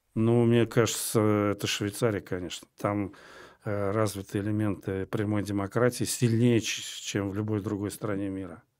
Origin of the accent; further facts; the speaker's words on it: Moscow, Russia; я москвич по одной из линий в шестом поколении